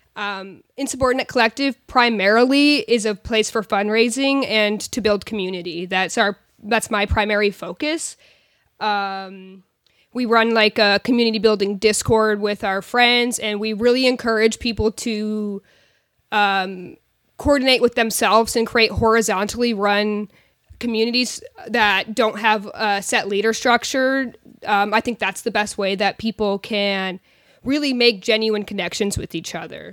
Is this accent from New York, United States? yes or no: yes; rural New York, United States; moved away; also born or lived in Portland; I grew up in New York and I grew up in rural New York